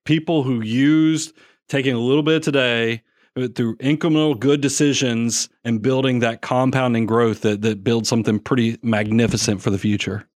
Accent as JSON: {"language": "English", "town": "Atlanta", "region": "Georgia", "country": "United States", "tie": "born or raised there", "moved": "as an adult", "lives_now": "Nashville, United States", "said": "we're both Atlanta boys. You know, we grew up in South Atlanta"}